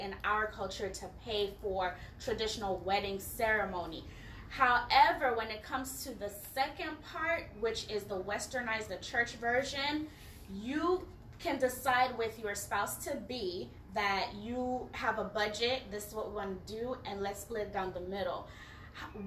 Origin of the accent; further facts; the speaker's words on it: Nigeria; I'm Nigerian